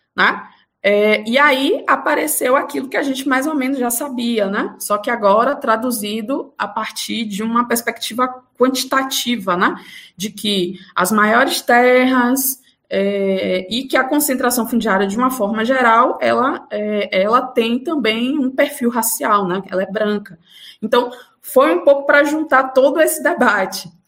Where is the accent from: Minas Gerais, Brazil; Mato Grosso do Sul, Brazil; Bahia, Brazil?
Bahia, Brazil; Feira de Santana; moved away as an adult; now in Salvador, Brazil; eu sou do interior da Bahia, de uma cidade chamada Feira de Santana